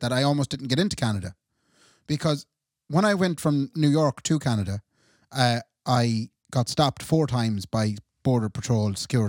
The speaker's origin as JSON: {"language": "English", "country": "Ireland", "said": "I'm an Irish man."}